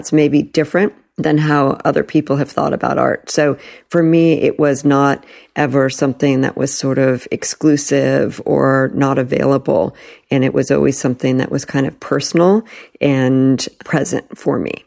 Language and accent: English; Palo Alto, California, United States; also born or lived in New York; I was born in New York and then my parents moved us to Northern California. And my father was an early Silicon Valley pioneer. And I grew up going to public school in Palo Alto.